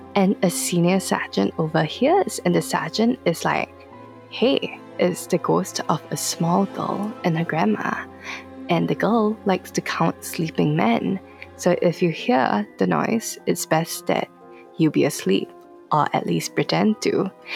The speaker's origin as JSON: {"language": "English", "country": "Singapore", "tie": "born or raised there", "said": "I'm from Singapore, and funny story, I was born in Yishun, which is somewhat considered the dodgiest part of Singapore"}